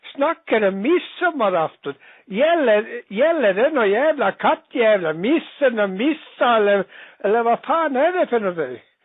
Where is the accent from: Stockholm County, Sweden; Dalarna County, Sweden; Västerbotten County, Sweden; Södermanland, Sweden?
Dalarna County, Sweden; Jag är själv ifrån Dalarna